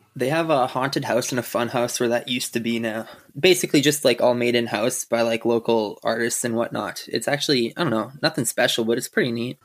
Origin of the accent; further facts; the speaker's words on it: Saskatchewan, Canada; I'm from Saskatchewan